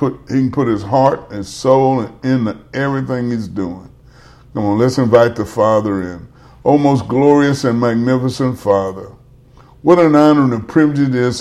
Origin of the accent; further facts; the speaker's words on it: Baton Rouge, Louisiana, United States; now in Monroe, United States; that's my hometown.